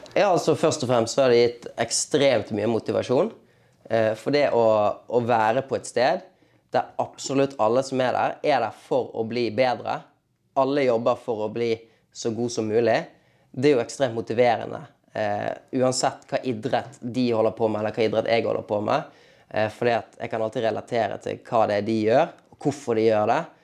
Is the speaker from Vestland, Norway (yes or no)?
yes; Bergen, Vestland, Norway; now in Oslo, Norway; hjemme i Bergen